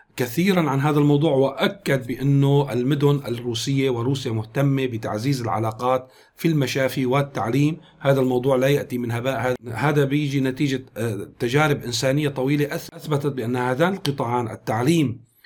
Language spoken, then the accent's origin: Arabic; Syria; نحن كسوريين